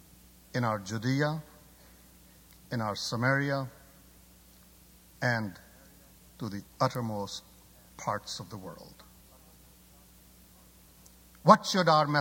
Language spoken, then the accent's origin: English; Pakistan; moved away; I'm originally from Pakistan